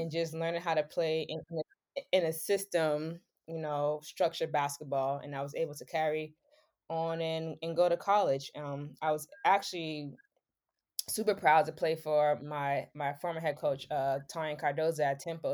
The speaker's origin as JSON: {"language": "English", "town": "Boston", "region": "Massachusetts", "country": "United States", "tie": "born or raised there", "said": "being from Boston and I grew up in Mission Hill Projects"}